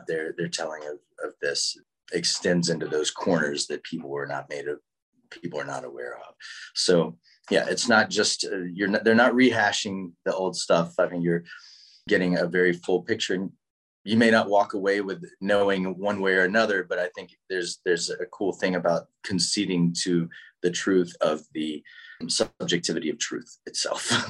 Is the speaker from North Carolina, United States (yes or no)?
yes; Winston-Salem, North Carolina, United States; also born or lived in Wilmington, North Carolina; I'm from North Carolina. I'm from Winston Salem, right right near Durham.